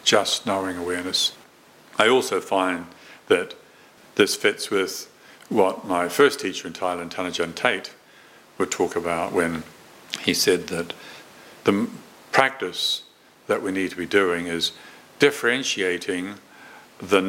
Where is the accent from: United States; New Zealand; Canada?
New Zealand; moved away; I was born and brought up in New Zealand, although I've lived in this country longer